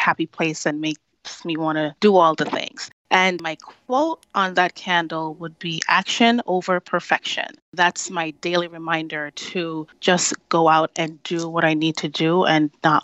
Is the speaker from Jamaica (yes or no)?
yes; Jamaica; moved away; I grew up in Jamaica with my grandparents.